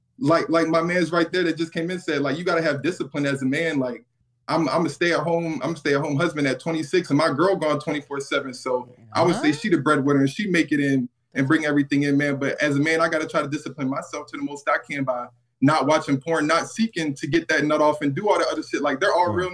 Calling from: Birmingham, Alabama, United States; man. I'm calling from Birmingham, Alabama.

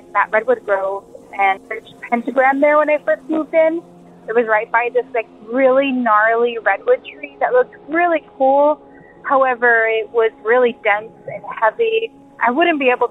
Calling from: Big Sur, California, United States; I'm calling from Big

